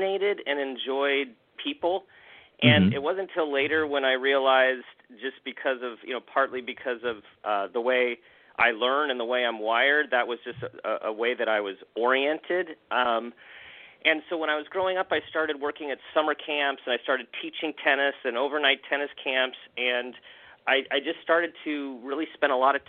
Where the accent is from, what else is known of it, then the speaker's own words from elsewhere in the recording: Southern California, United States; born and raised in Southern California, have a younger brother, two parents who's they're still living, and my folks are still living in the same place I grew up in.